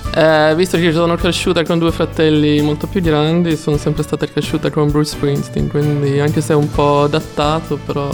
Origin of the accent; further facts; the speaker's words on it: Sweden; Italian is a second language; moved away as an adult; now in Florence, Italy; essendo svedese